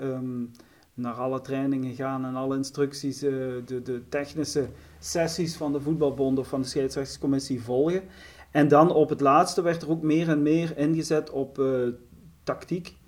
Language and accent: Dutch; As, near Genk, Flanders, Belgium; ik ben afkomstig van Aspe Genk